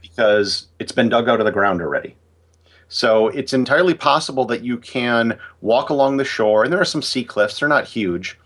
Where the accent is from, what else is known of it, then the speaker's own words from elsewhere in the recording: United States; as an American